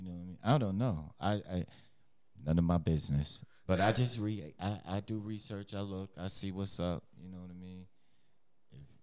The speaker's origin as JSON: {"language": "English", "region": "New York", "country": "United States", "tie": "born or raised there", "said": "I remember growing up, because I'm from New York."}